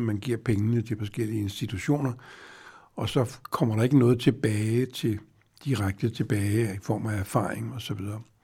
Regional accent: Denmark; som dansker

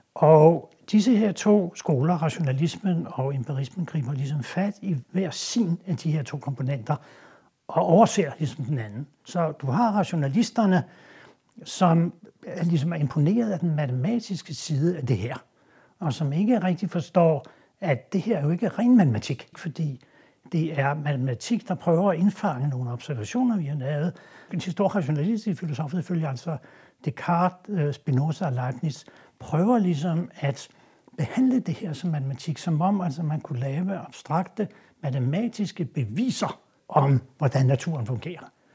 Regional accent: Denmark; vi er jo stolte som danskere

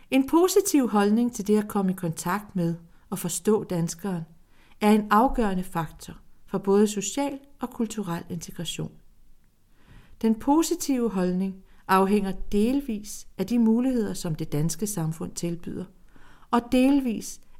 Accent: Greece; now in Denmark; I 1960'erne rejste jeg ud som græker og er nu mange dialoger senere mellem min græske sjæl og min danske sjæl en græsk dansker. I Grækenland bliver jeg set som en dansk græker.

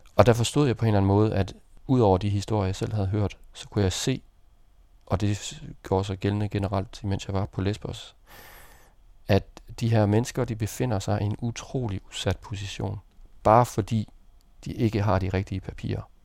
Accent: Denmark; jeg var dansker

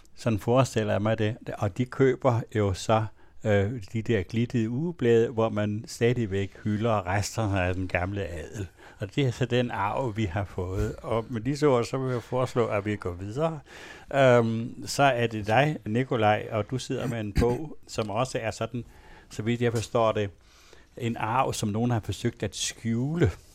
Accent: Denmark; jeg er vokset op i en egen af Danmark, hvor der næsten ingen herregårde var

